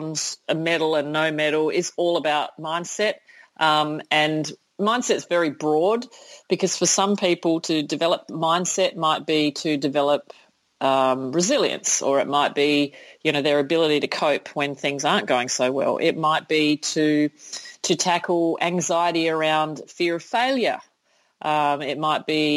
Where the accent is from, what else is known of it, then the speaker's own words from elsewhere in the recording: Sydney, New South Wales, Australia; in my hometown, in my home country